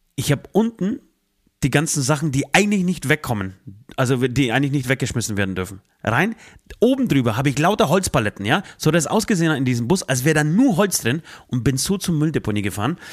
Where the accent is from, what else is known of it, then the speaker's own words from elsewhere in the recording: Poland; now in Germany; ich komme aus, aus Polen, aus einem streng katholischen äh, Land